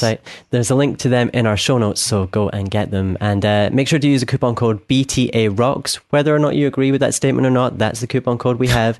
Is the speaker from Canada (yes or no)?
no; Scotland, United Kingdom; from Scotland